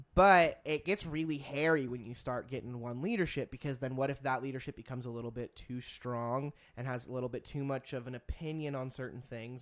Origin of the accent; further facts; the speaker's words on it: United States; being an American.